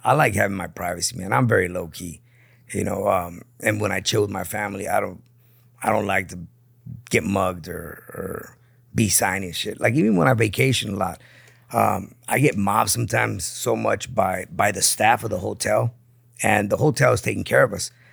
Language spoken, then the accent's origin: English; Tijuana, Baja California, Mexico; also born or lived in San Diego; grew up in Tijuana.